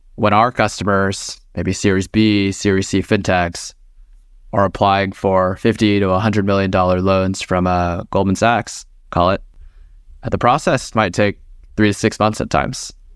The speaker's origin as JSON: {"language": "English", "region": "Texas", "country": "United States", "tie": "born or raised there", "moved": "yes", "lives_now": "Bay Area, United States", "said": "born and raised, uh, in Texas"}